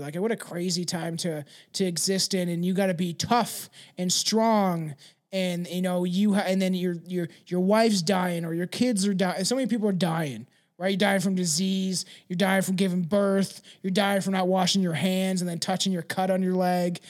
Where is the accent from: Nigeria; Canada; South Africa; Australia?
Canada; I'm Canadian